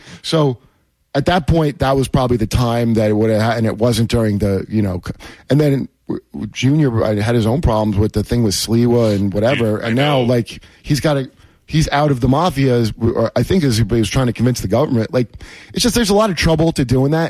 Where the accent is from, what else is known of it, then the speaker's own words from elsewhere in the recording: Toms River, New Jersey, United States; I grew up in Toms River, New Jersey, yeah. Like, you know, high school years